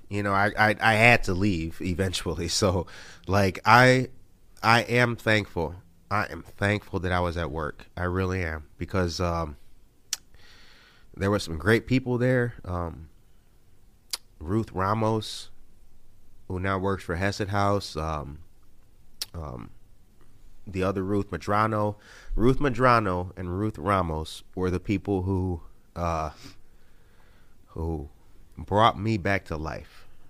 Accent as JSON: {"language": "English", "town": "Harvey", "region": "Illinois", "country": "United States", "tie": "born or raised there", "said": "But my dad lived in the same house that I grew up in Harvey, Illinois."}